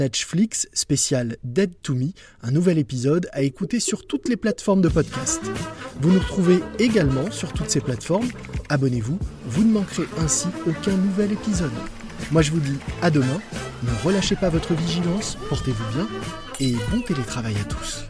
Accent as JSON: {"language": "French", "country": "France", "said": "on est plutôt bien placé en tant que Français"}